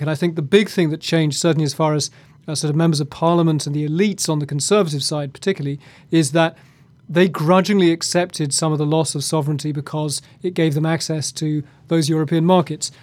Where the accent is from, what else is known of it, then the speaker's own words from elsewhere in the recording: United Kingdom; moved away as an adult; now in Washington, United States; I'm half English, half Scottish. I feel British.